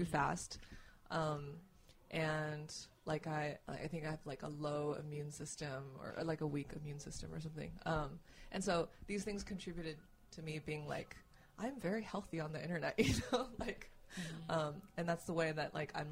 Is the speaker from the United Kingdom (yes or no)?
no; Northeast China, China; moved away; I grew up, I was born in China, in the Northeast